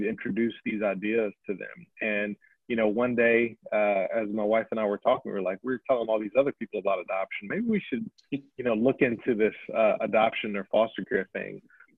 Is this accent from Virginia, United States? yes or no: yes; Chesapeake, Virginia, United States; I'm born and raised in the Virginia Beach, Virginia area. For those who know the area, Chesapeake to be specifically, and born and raised by two wonderful parents.